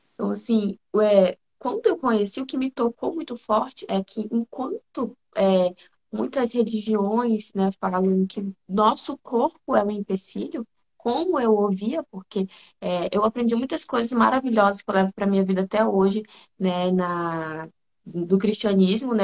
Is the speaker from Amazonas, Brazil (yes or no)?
yes; Manaus, Amazonas, Brazil; moved away as an adult; now in Brasília, Brazil; Eu sou manauara, sou de Manaus, lá daquela terra calorosa, e vim para cá